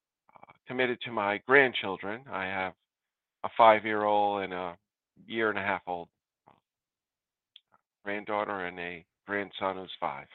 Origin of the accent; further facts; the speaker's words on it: Rhode Island, United States; also born or lived in New Jersey; now in North Attleboro, United States; I am in Attleboro, North Attleboro, Massachusetts. I grew up in Rhode Island and ended up in New Jersey for a while, then came back here and I said, let's go to Massachusetts area.